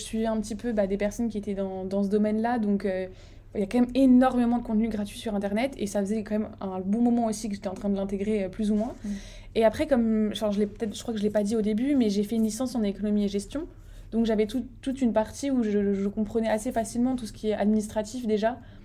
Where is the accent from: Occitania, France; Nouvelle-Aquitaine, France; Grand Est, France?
Grand Est, France; Strasbourg; je vis à Strasbourg, donc j'ai grandi à Strasbourg